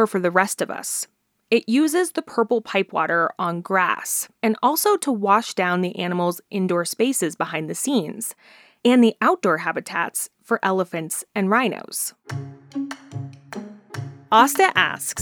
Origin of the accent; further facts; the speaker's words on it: Denver, Colorado, United States; as a little kid growing up in the Denver area